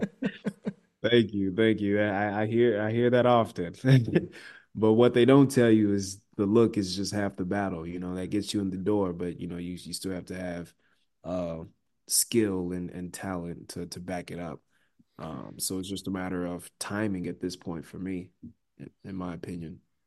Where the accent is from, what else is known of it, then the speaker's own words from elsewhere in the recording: Nigeria; I'm Nigerian